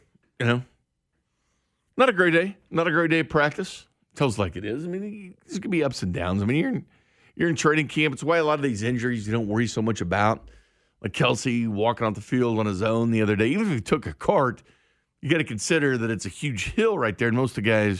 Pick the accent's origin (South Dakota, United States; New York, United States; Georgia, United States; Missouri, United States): Missouri, United States; Kansas City; I'm from the Northland.